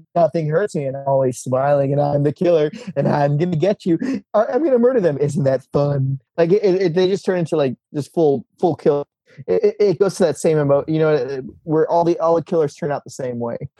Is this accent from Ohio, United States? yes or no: yes; Ohio, United States; moved away; I grew up in Ohio